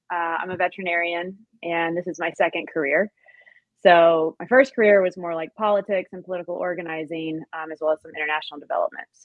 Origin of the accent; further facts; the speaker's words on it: Tennessee, United States; also born or lived in Oregon / Wisconsin / Colorado / Thailand; now in Long Beach, United States; but I'm originally from Tennessee. Uh, lived out in Oregon for a number of years, bounced around, um, lived in Wisconsin, Colorado, Thailand, parts of Africa, like really all over before landing in Long Beach, California.